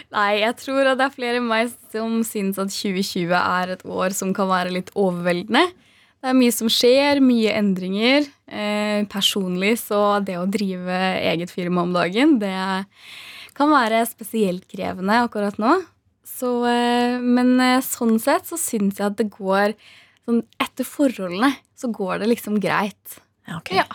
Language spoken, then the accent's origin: Norwegian; Hamar, Innlandet, Norway; der jeg kommer ifra, eh, på Hamar